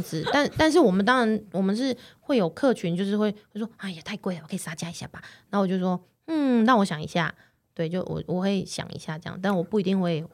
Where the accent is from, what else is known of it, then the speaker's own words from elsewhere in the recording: Taiwan; moved away as an adult; now in London, United Kingdom; 我们台湾出生的